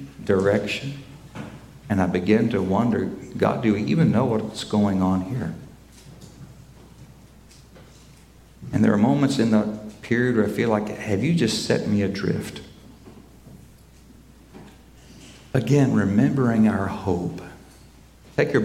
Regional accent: Oklahoma, United States; I grew up in Oklahoma

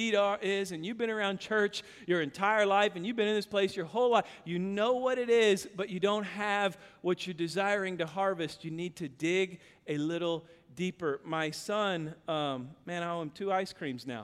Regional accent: Kansas, United States; now in Texas, United States; I grew up in Kansas.

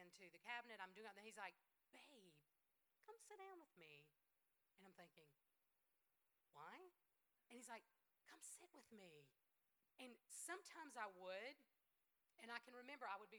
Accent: the South, United States; I'm from the South, and we know how to feed people

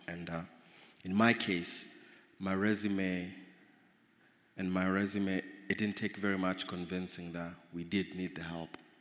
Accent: Nairobi, Kenya; I grew up in Nairobi, Kenya

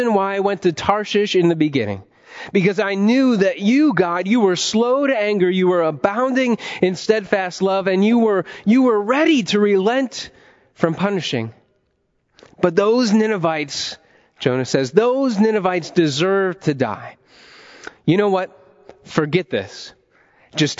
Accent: Ohio, United States; moved away as an adult; also born or lived in Washington, D.C.; I definitely didn't want to leave my home state, the heart of America, Ohio, and move to D.C. for seminary

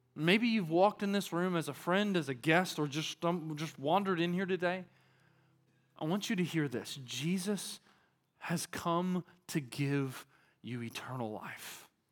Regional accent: Arkansas, United States; now in Texas, United States; I'm from Arkansas

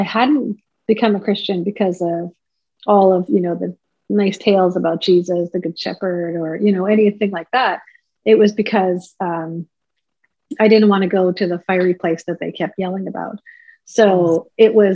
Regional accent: Prince George, British Columbia, Canada; I'm from the beautiful village of Nadlewetan First Nation, which is located about an hour and a half west of Prince George in BC

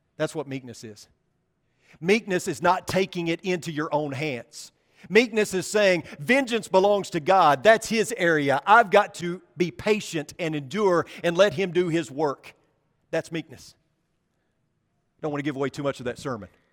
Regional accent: about fifteen miles from Marmaduke, Arkansas, United States; About fifteen miles from my hometown

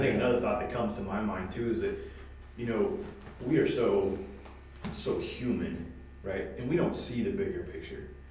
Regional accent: United States; as an American

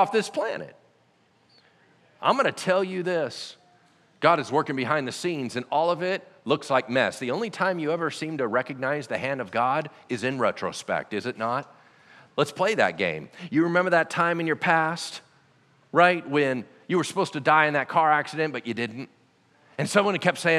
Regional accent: Loomis, California, United States; also born or lived in Pasadena, California; I wasn't born here. I was born in Southern California. Southern California in a place called Pasadena

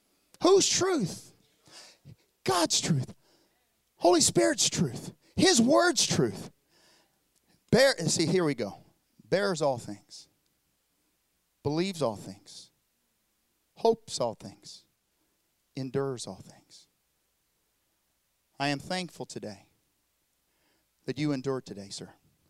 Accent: South Korea; accent: southern; Those that don't know, I know my southern accent. You're thinking, what's he talking about? I'm from South Korea.

